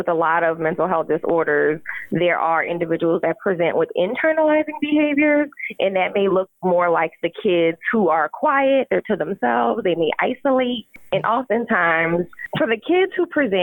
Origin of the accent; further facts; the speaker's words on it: Louisiana, United States; We know we're both from Louisiana